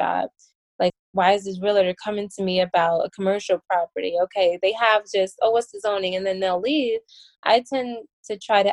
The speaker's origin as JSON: {"language": "English", "town": "Chicago", "region": "Illinois", "country": "United States", "tie": "born or raised there", "moved": "yes", "said": "Chicago, because that is my hometown, and I have a very strong desire not to live there, not to move back"}